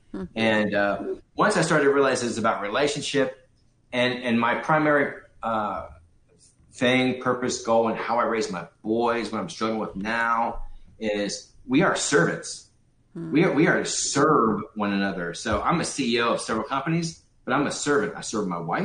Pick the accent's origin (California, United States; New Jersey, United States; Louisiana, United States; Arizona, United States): California, United States; Los Angeles; I grew up in Hollywood, California